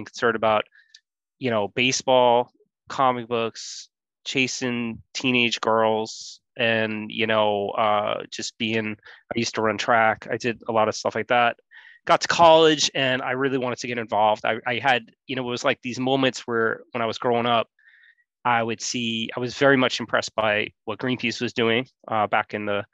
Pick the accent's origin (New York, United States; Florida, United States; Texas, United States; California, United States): New York, United States; New York City; I grew up in Queens, New York, like sort of in this little peninsula called Rockaway